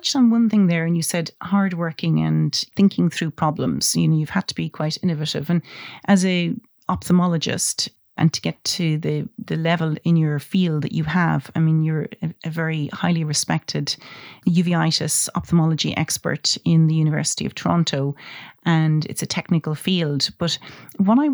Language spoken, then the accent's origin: English; Ireland; I'm Irish